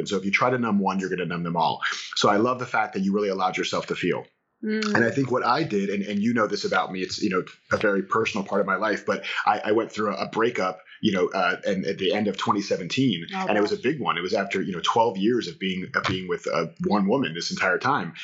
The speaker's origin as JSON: {"language": "English", "region": "Florida", "country": "United States", "said": "I'm from Florida"}